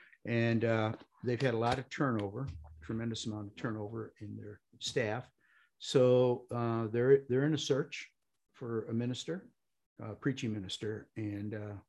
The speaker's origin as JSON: {"language": "English", "town": "Cleveland", "region": "Ohio", "country": "United States", "said": "Cleveland, Ohio."}